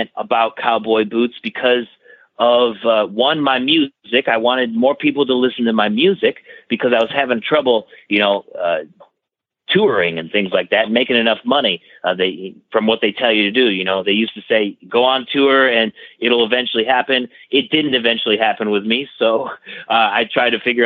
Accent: about an hour outside of Buffalo, Western New York, United States; I'm from Western New York, about an hour outside of Buffalo.

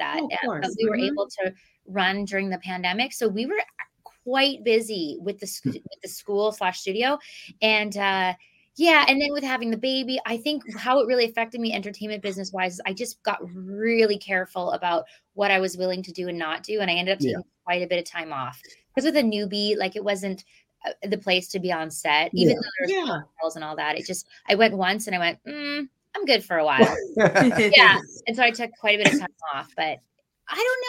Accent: Winnipeg, Manitoba, Canada; moved away; I'm from Winnipeg originally.

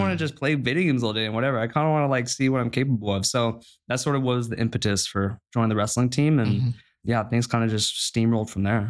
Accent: San Clemente, California, United States; moved away as an adult; now in Stanford, United States; from Southern California, I was born in San Clemente

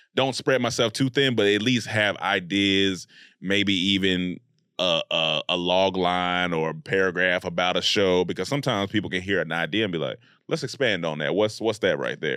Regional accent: Raleigh-Durham area, North Carolina, United States; I was raised in North Carolina, Raleigh, Durham area of North Carolina

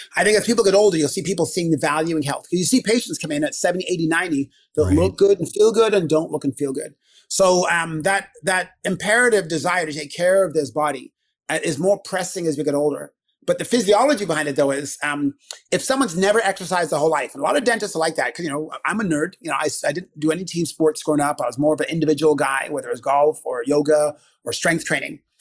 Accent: Canada; also born or lived in England; I'm Canadian. Born in England. Uh, grew up in Canada

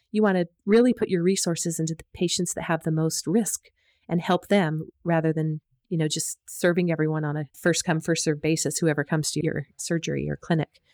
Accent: United States; moved away as an adult; also born or lived in Utah; now in Australia; I'm from the U S, as you can probably hear from my accent

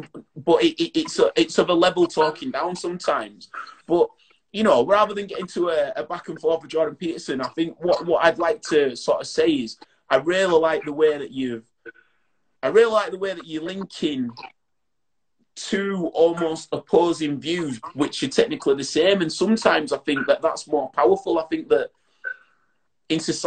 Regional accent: Bradford, Yorkshire and the Humber, United Kingdom; I'm from Bradford, and I always say that it's, I do the things that I say I'm going to do, because in Bradford, you would be called out

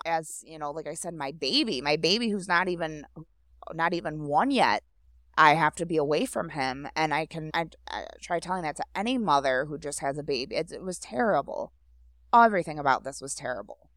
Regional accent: Grosse Pointe Woods, Michigan, United States; also born or lived in St. Clair Shores, Michigan; I grew up in Grosse Pointe Woods, which is basically next door to here.

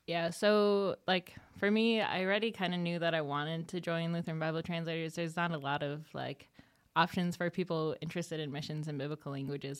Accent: Neenah, Wisconsin, United States; moved away; I was born and raised in Neenah, Wisconsin

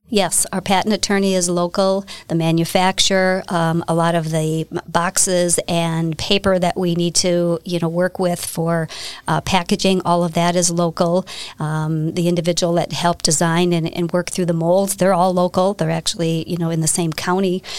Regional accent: Hartford, Wisconsin, United States; I am from Hartford, Wisconsin. Uh, I lived there my entire life.

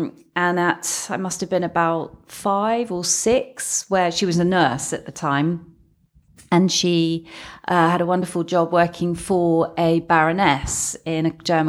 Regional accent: London, United Kingdom; born there; also born or lived in Hadley Wood; Well, originally born in North London, so Woodside Park.

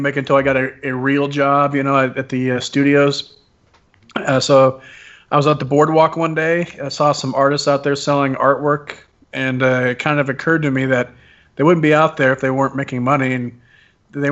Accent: Wyoming, United States; moved away as an adult; also born or lived in Columbus, Ohio; I was born and raised in Wyoming.

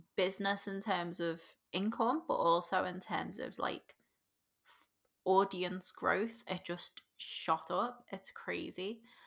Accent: Liverpool, North West England, United Kingdom; accent: Scouse; as a scouser

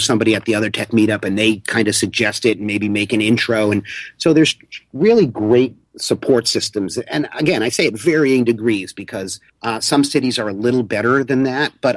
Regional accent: Boston, Massachusetts, United States; now in New York, United States; I'm actually a Bostonian who lives in New York

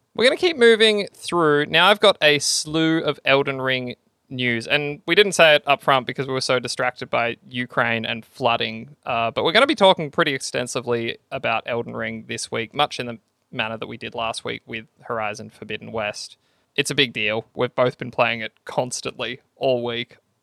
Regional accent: Australia

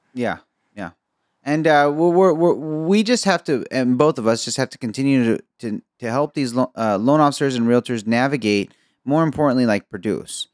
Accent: Egypt; I'm Egyptian

